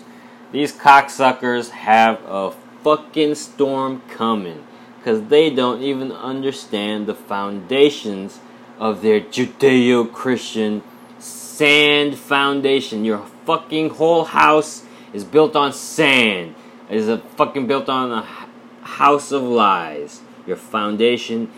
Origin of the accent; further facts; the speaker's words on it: Kolkata, West Bengal, India; moved away as an adult; I grew up in India, man. I was born 1987